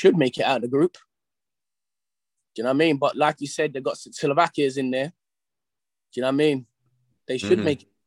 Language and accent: English; England, United Kingdom; I'm English.